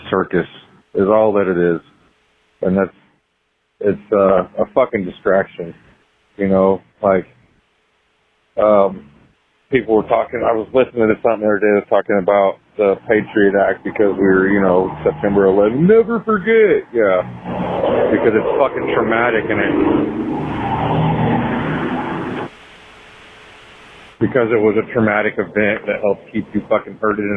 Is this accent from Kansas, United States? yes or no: yes; south of Kansas City, United States; I'm from Kansas, Kansas, the south of Kansas City.